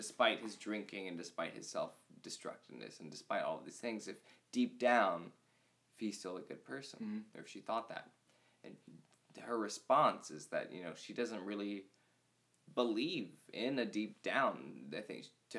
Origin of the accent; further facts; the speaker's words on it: Indiana, United States; moved away; I'm from Indiana.